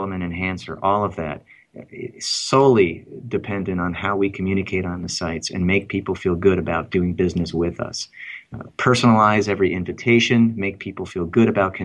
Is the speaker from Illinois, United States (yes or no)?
yes; Chicago, Illinois, United States; I am from Chicago